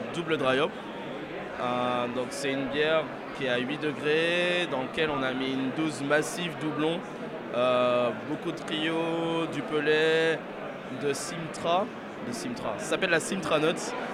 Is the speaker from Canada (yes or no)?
no; Greater Paris, Île-de-France, France; je suis du Grand Paris